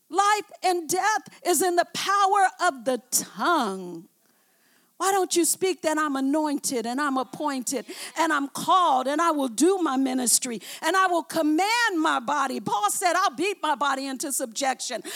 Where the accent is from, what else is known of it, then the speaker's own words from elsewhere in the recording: Oakland, California, United States; I came from West Oakland.